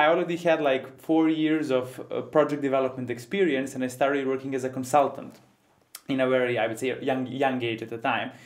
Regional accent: Ivanjica, Serbia; I'm coming from Ivanica, for those of you who don't know, a small town in Western Serbia

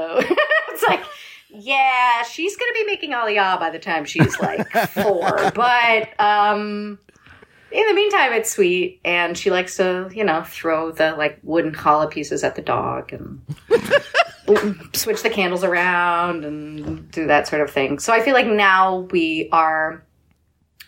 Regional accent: Bucks County, Philadelphia suburbs, Pennsylvania, United States; moved away; As a Philly-ish, I should say Philly, but, like, really the burbs native

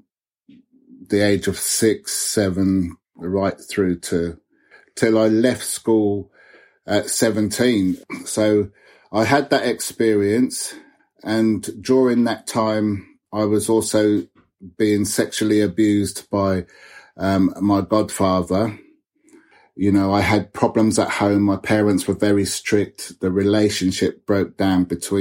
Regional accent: Oxford, South East England, United Kingdom; I grew up in Oxford. I was the only one of my family born here

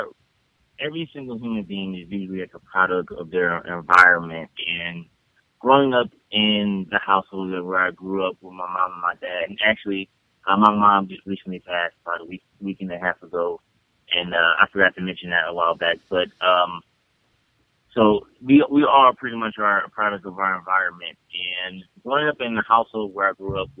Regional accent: Detroit, Michigan, United States; I'm from Detroit, and I grew up with both my parents until the age of 9 years old

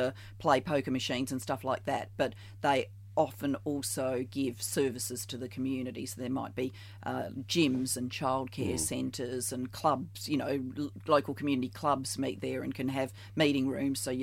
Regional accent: South Australia, Australia; moved away as an adult; also born or lived in Barry, Wales / Victoria, Australia; I moved from South Australia to Victoria before the national competition

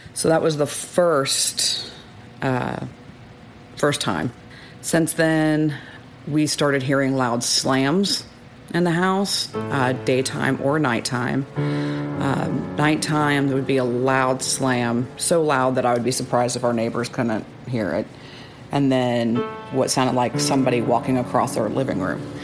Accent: Austin, Texas, United States; moved away as an adult; now in New Braunfels, United States; I'm from Austin, Texas

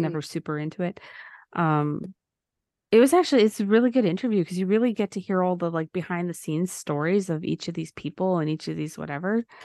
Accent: Valleyview, Alberta, Canada; when I grew up in Valleview, is the population would be between two thousand and twenty-five hundred

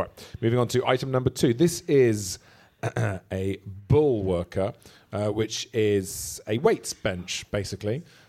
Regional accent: Monmouth, Wales, United Kingdom; I'm from Monmouth. I don't speak Welsh.

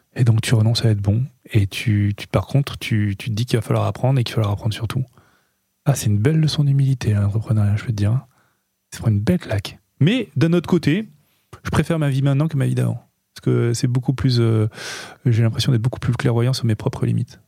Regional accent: Nice, Provence-Alpes-Côte d'Azur, France; on est niçois

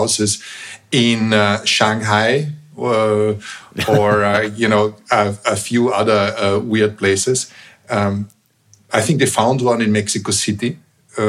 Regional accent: Vienna, Austria; moved away; where I was raised in Vienna is a relatively small town

